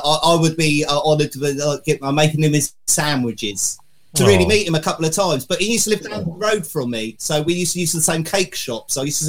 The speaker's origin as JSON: {"language": "English", "town": "Southampton", "region": "South East England", "country": "United Kingdom", "said": "I'm from Southampton"}